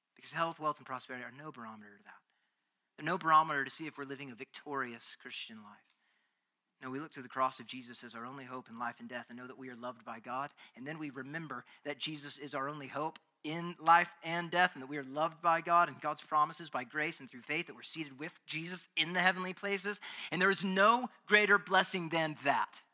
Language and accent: English; Texas, United States; being a Texan